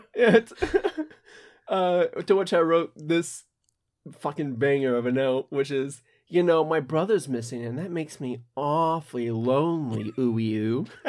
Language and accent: English; United States; I'm American